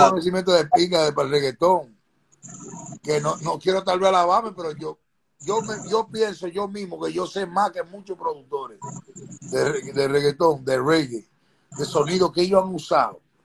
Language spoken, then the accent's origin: Spanish; Dominican Republic; also born or lived in New York City, United States / Lefrak City, Corona, Queens, New York; now in New York, United States; nací aquí en Nueva York. Voy a, la República, me mandan a la República Dominicana cuando soy pequeño